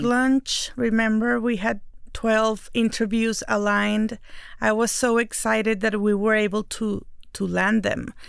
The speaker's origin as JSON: {"language": "English", "country": "Mexico", "said": "I'm the Mexican one"}